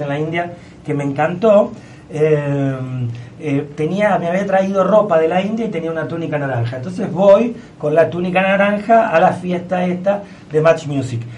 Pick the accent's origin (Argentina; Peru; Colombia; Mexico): Argentina; como argentinos